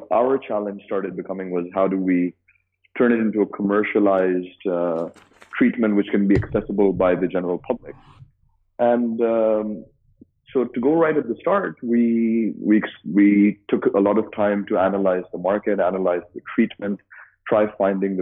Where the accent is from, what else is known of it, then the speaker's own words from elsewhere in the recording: Dubai, United Arab Emirates; also born or lived in United States; So I'm born and raised in Dubai.